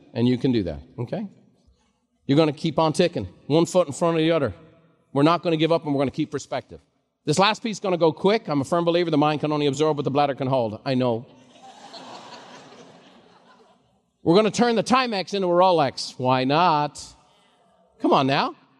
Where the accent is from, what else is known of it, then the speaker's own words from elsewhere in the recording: Ireland; now in United States; growing up in Ireland just as a kid